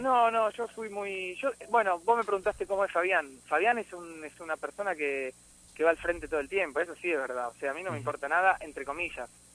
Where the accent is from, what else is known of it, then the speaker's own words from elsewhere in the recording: Argentina; moved away as an adult; now in Miami, United States; mi país